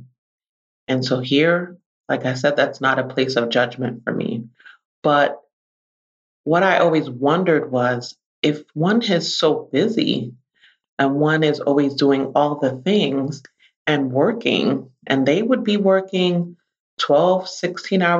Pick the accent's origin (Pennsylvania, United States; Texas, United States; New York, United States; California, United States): New York, United States; New York City; I am a native New Yorker. I grew up in the Bronx, New York.